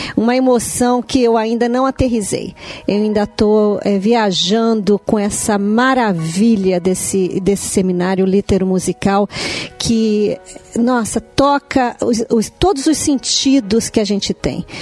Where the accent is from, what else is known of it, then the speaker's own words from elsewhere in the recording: Brazil; now in Canada; quando eu era menina aqui no Brasil